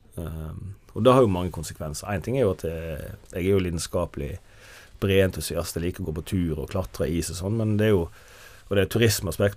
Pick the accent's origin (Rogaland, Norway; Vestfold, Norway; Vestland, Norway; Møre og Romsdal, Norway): Vestland, Norway; Jondal; jeg, er jo født og oppvokst i Jondal i Hardanger